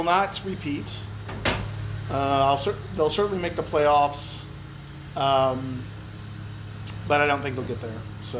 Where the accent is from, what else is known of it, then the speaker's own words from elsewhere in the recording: Missouri, United States; I hail from Missouri